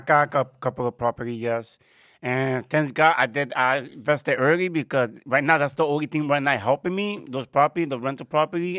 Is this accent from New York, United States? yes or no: yes; New York City, New York, United States; I was born here in New York in the Bronx